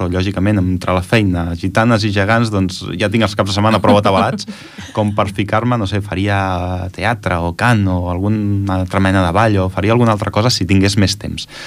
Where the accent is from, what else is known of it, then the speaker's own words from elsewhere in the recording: Catalonia, Spain; also born or lived in Germany; jo vaig néixer a Alemanya, i els meus pares van ser emigrants allà a Alemanya, van estar 8 anys treballant a Alemanya, i jo vaig néixer a Alemanya, i per tant, jo en 3 mesos em van vindre cap aquí